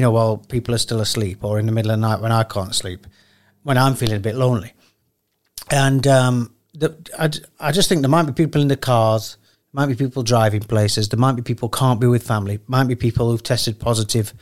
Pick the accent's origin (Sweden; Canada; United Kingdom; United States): United Kingdom; Sheffield, Yorkshire and the Humber; I'm from Sheffield.